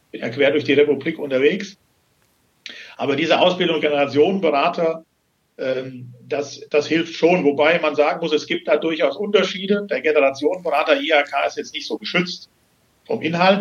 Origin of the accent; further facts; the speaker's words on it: Hesse, Germany; moved away as an adult; now in Wienhausen, Germany; ich komme gebürtig aus Hessen und bin vor knapp 17 Jahren hier beruflich bedingt hingekommen